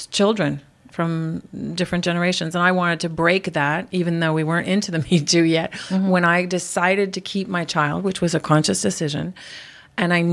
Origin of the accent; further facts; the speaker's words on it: Montreal, Quebec, Canada; I'm from Montreal, I'm Irish, I'm French Canadian, we're loud